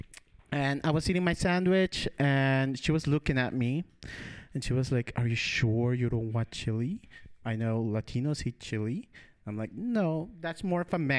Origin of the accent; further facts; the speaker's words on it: Ecuador; moved away; also born or lived in Midwest, United States; I'm from Ecuador